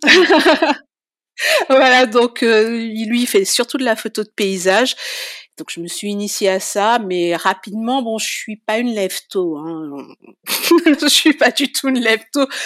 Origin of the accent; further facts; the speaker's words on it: Saint-Louis, Réunion; moved away as an adult; also born or lived in Saint-Paul, Réunion / Paris region, France; now in Auvergne, France; on a migré sur Saint-Louis. J'ai grandi à Saint-Louis. Et j'ai quitté la Réunion avec mon compagnon en 2006